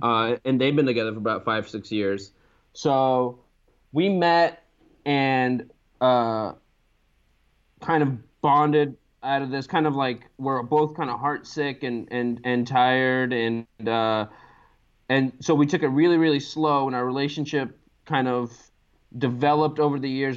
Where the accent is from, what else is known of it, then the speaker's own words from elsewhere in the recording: Los Angeles, California, United States; moved away as an adult; now in Baltimore, United States; I grew up in Los Angeles